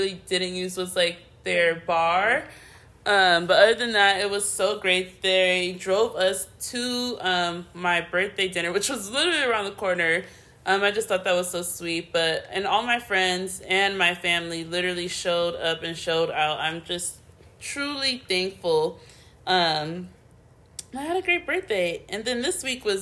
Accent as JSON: {"language": "English", "town": "Denver", "region": "Colorado", "country": "United States", "moved": "yes", "said": "I say Denver"}